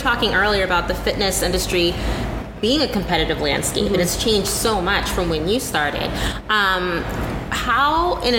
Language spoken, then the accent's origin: English; Indianapolis, Indiana, United States; moved away as an adult; also born or lived in Bloomington, Indiana; now in New York, United States; my hometown, Indianapolis.